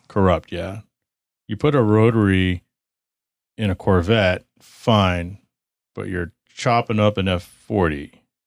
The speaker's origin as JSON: {"language": "English", "region": "Texas", "country": "United States", "tie": "born or raised there", "moved": "yes", "lives_now": "southwest United States", "said": "I grew up in Texas"}